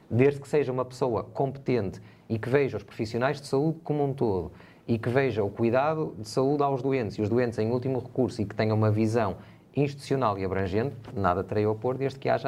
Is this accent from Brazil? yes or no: no; Portugal; Todos nós somos portugueses de pleno direito, todos nós temos deveres, mas também temos uh, direitos, e isso é um direito uh, constitucional.